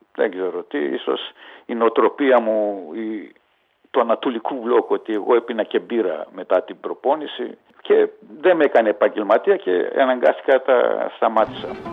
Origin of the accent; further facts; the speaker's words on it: Budapest, Hungary; also born or lived in Ózd, Hungary; now in Greece; Γεννήθηκα το 1953 στο Οζτ της Ουγγαρίας